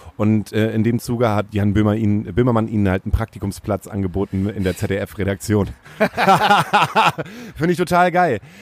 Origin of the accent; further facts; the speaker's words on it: Stade, Lower Saxony, Germany; Ich komme nämlich aus Stade